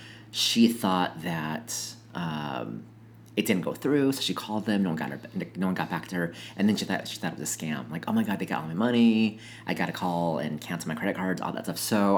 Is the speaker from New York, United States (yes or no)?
no; Minnesota, United States; now in Seattle, United States; So we're both transplants. Yep. I'm from Minnesota.